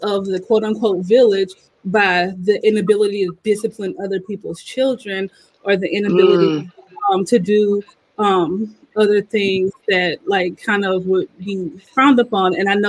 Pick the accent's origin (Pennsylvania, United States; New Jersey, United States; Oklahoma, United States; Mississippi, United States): Mississippi, United States; I'm American. I'm generic, great value Black person from Mississippi.